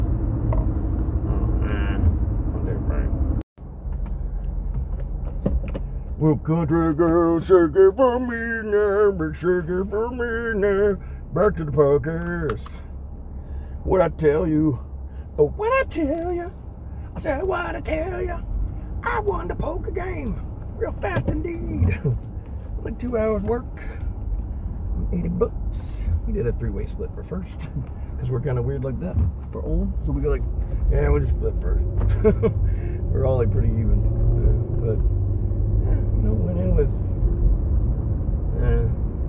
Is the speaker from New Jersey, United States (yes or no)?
no; Vestal, New York, United States; I grew up in Vestal